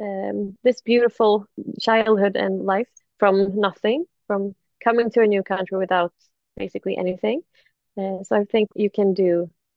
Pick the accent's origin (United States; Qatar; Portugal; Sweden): Sweden; I'm from Sweden